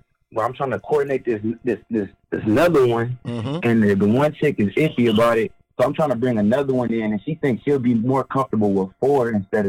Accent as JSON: {"language": "English", "region": "Ohio", "country": "United States", "said": "I'm from Ohio, man."}